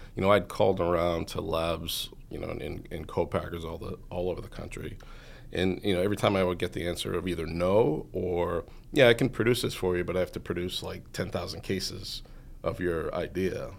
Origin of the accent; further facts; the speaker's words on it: Norwood, Massachusetts, United States; I grew up in Norwood, Massachusetts, so just about thirty minutes north of here